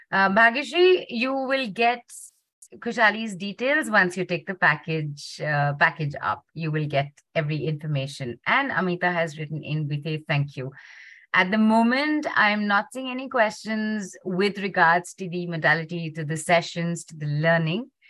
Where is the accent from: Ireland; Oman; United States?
Oman; Muscat; I'm from Muscat